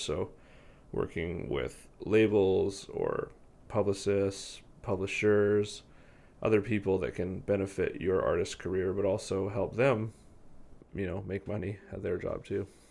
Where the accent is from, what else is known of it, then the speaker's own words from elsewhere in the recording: Victoria, British Columbia, Canada; I'm born and raised in Victoria, BC